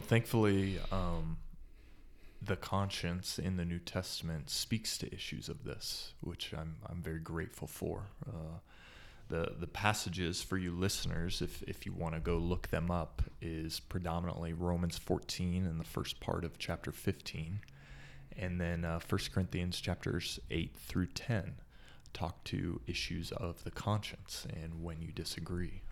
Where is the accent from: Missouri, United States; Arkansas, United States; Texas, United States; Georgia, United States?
Texas, United States; Dallas; moved away as an adult; also born or lived in Gettysburg, Pennsylvania; now in Fort Collins, United States; I grew up in the Dallas area, which is maybe considered the Bible Belt.